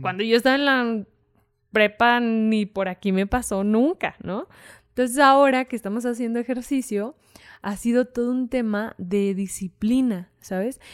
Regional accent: Fresnillo, Zacatecas, Mexico; soy de Fresnillo. Entonces, pues Fresnillo es un, municipio de Zacatecas

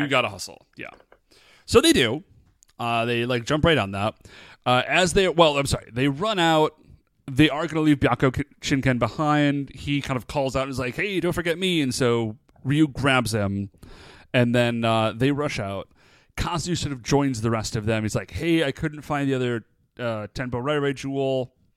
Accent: United States; I'm American

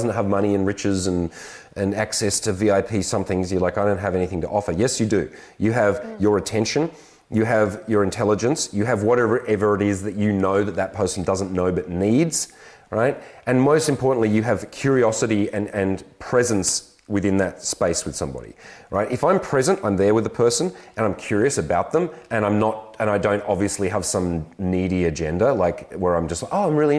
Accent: Australia; I'm an Aussie man

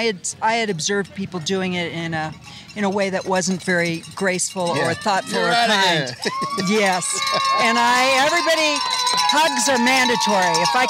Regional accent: California, United States; also born or lived in Laguna Beach, California; Well, I'm from California. I live in Laguna Beach.

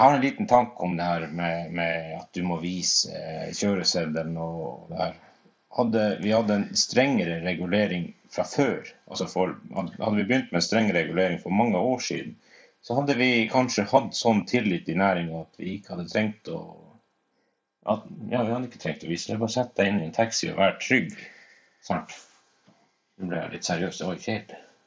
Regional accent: Finnmark, Norway; vi kommer fra Finnmark

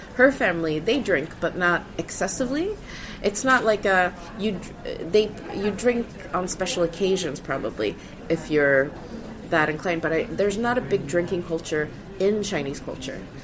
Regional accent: Sweden; moved away as an adult; now in United Kingdom; I grew up in Sweden

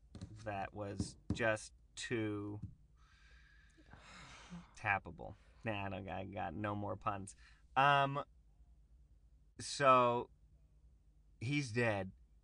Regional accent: Latvia; Oh, yeah. I'm from Latvia.

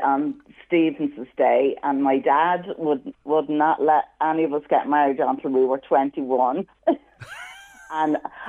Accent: Dublin, Leinster, Ireland; I'm from Harold's Cross in Dublin.

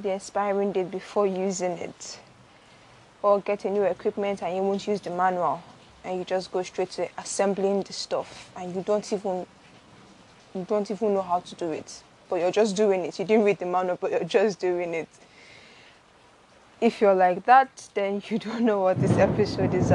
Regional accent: Lagos, Nigeria; also born or lived in Benin City, Edo State, Nigeria; I was born in Benin, but I grew up in Lagos. Most of my childhood was in Lagos, actually.

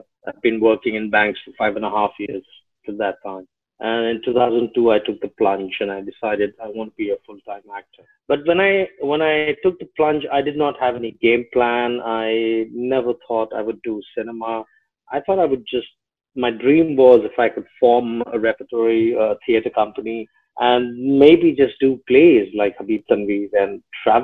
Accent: Delhi, India; moved away as an adult; also born or lived in Ghazipur, Uttar Pradesh; now in Mumbai, India; I've literally lived, educated, grown up all my life in Delhi. So yes, Delhi was home.

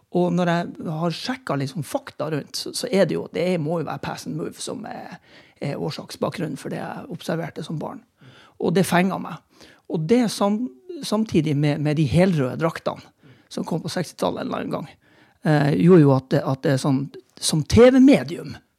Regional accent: Tromsø, Troms, Norway; also born or lived in Bergen; jeg er tromsøværing through and through. Til tross for at jeg er nødt til å innrømme at jeg er født i, i Bergen.

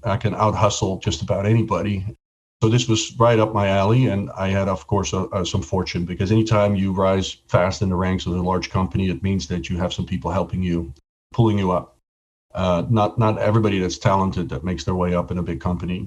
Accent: Netherlands; moved away as an adult; also born or lived in Atlanta; I was born and raised in Holland. I left when I was 21

